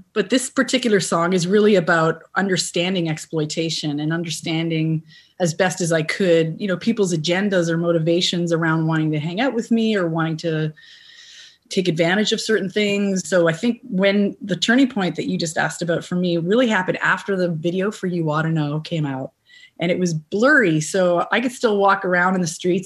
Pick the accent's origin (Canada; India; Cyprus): Canada; as a Canadian